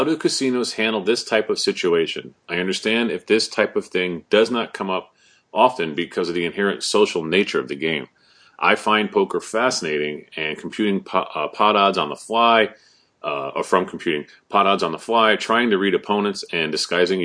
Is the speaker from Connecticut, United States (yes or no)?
yes; Wallingford, Connecticut, United States; My hometown. I grew up like a mile from there.